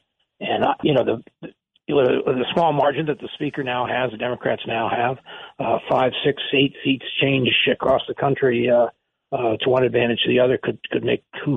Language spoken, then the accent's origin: English; California, United States; I grew up in California